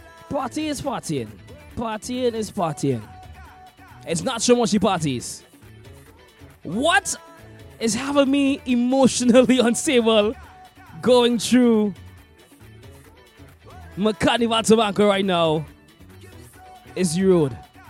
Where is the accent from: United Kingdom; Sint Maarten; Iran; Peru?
Sint Maarten; I've been a huge plane fan since I was a child, growing up in St. Martin, watching the planes land at one of the best airports in the world when it comes to viewing aircrafts.